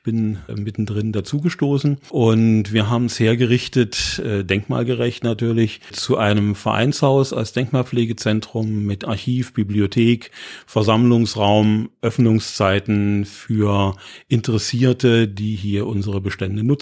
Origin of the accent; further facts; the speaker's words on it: Magdeburg, Saxony-Anhalt, Germany; now in Halle, Germany; Ich stamme aus Magdeburg und ich teile nicht die Vorbehalte, die in Halle leider immer noch verbreitet sind äh, über die Stadt.